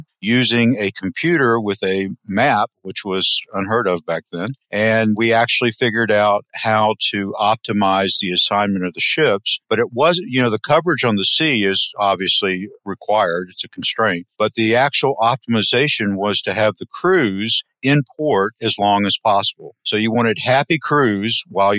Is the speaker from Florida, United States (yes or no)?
yes; Crescent City, Florida, United States; I grew up in a small town in north central Florida called Crescent City, 6,000 people